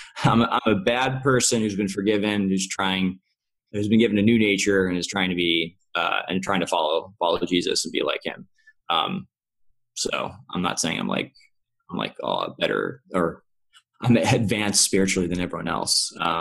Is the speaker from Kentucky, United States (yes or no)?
yes; Kentucky, United States; now in California, United States; Kentucky. {S0} Oh, cool. {S1} Yeah, okay. Cool, Kentucky. Yeah. Southern boy.